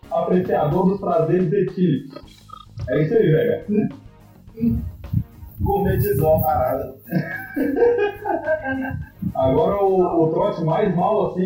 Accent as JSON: {"language": "Portuguese", "region": "Minas Gerais", "country": "Brazil", "said": "Pô, só porque eu sou de Minas eu virei cachaceiro"}